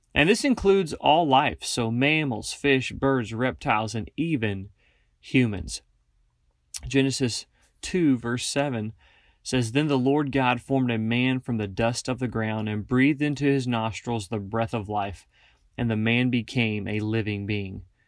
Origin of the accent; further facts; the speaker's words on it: Northeast Kansas, United States; moved away as an adult; now in Wyoming, United States; I grew up in Northeast Kansas, and I now work for Stumo